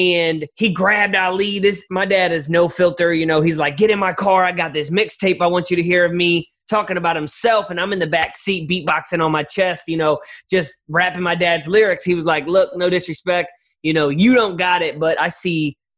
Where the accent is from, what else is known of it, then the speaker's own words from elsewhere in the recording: St. Louis, Missouri, United States; I'm from St. Louis, Missouri, born and raised.